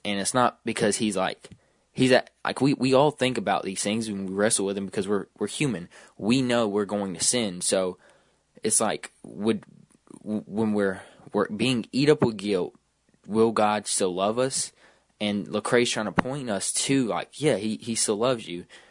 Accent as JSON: {"language": "English", "region": "Georgia", "country": "United States", "said": "I'm from Georgia"}